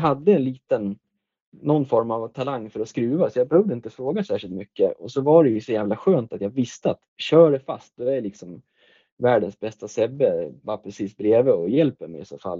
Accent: Västerås, Västmanland, Sweden; moved away as an adult; also born or lived in Tillberga; now in Hallstahammar, Sweden; jag är ju född och uppvuxen i Västerås

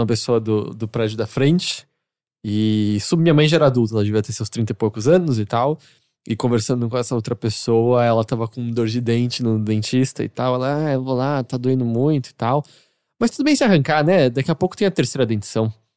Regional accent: São Paulo, Brazil; eu nasci em São Paulo e sempre morei aqui.

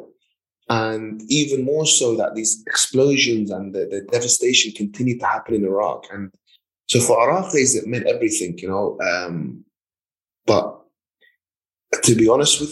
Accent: London, United Kingdom; I remember growing up in London

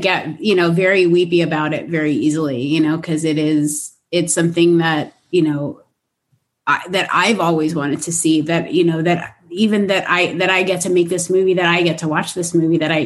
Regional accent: Los Angeles, California, United States; I'm from Los Angeles

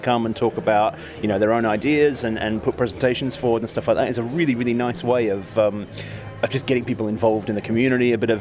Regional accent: Melbourne, Victoria, Australia; moved away as an adult; also born or lived in London; now in United Kingdom; an Aussie. I'm a Melbourne boy originally. But yeah, now I live in the UK

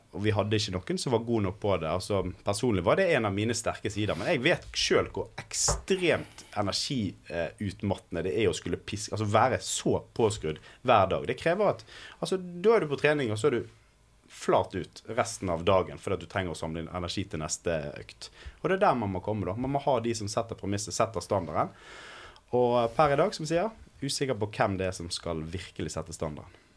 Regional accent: Bergen, Vestland, Norway; som bergenser selvfølgelig og Brann-supporter

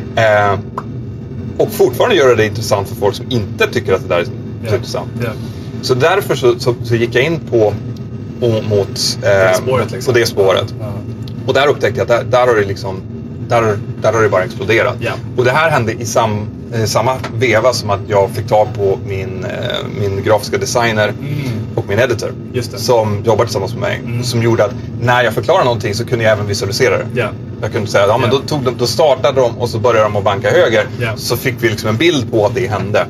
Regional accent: Sweden; moved away; also born or lived in Nyköping / Girona; Jag fick min commandbas hemma i Sverige.

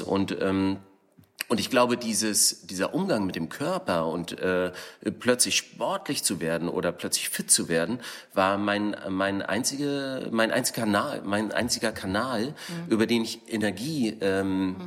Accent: East Germany, Germany; now in Berlin, Germany; ich bin im Osten aufgewachsen

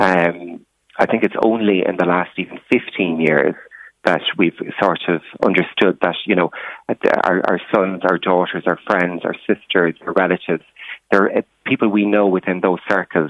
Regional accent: Ireland; moved away as an adult; also born or lived in London / Brussels; now in Blessington, Ireland; I came from a very small rural background.

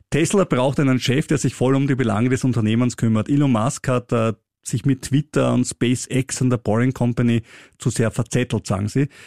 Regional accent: Austria; wie zum Beispiel auch bei uns in Österreich

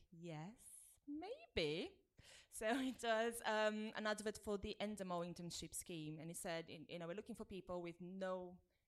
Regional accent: Brazil; moved away as an adult; now in United Kingdom; I grew up in Brazil and I moved here when I was 22

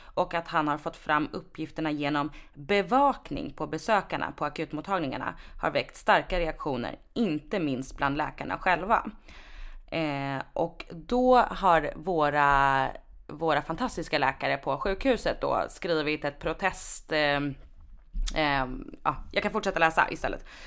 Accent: Sweden; Jag är född och uppvuxen här. Eh, jag är lika mycket svensk som du är

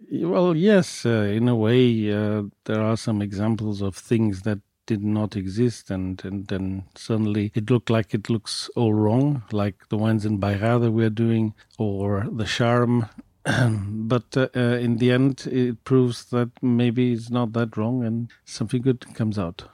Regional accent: Douro, Norte, Portugal; I come from the Douro

